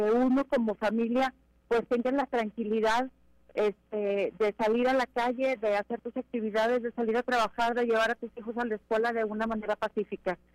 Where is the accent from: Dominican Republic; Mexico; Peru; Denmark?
Mexico; Primero somos mexicanos